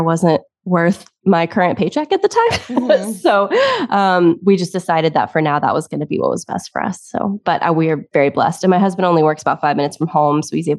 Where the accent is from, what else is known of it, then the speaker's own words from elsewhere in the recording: Tennessee, United States; also born or lived in South Carolina; now in Massachusetts, United States; So I was born in Tennessee. So if you hear a little bit of an accent, that's probably why.